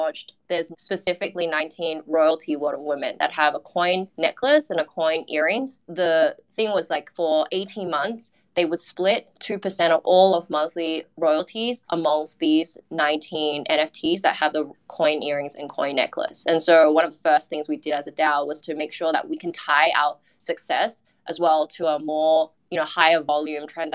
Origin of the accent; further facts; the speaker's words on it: Australia; now in Singapore; I'm an Australian working in Singapore